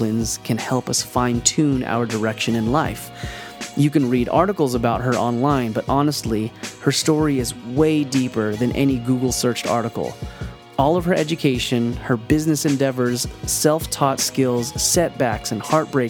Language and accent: English; Vista, California, United States; born or raised there